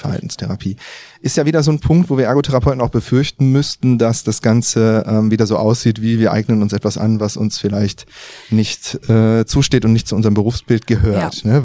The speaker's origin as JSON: {"language": "German", "town": "Düsseldorf", "region": "North Rhine-Westphalia", "country": "Germany", "said": "sind jetzt hier in Düsseldorf. Ja, hier komme ich her"}